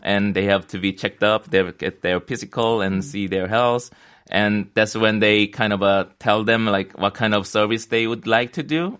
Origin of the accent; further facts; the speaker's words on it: South Korea; moved away as an adult; also born or lived in New York; I came back to Korea first time in around four five years